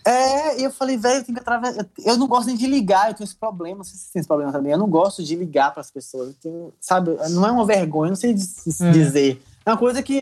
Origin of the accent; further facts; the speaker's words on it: Brazil; graças a Deus sou brasileiro.